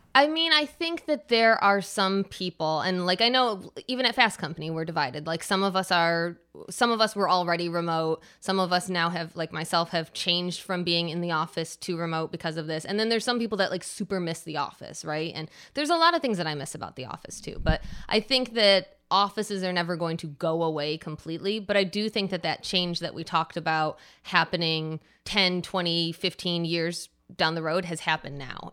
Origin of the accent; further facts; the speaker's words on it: Michigan, United States; moved away as an adult; also born or lived in New York City; I moved back to my home state of Michigan and I'm in Ann Arbor, Michigan now after 15 years of living in New York City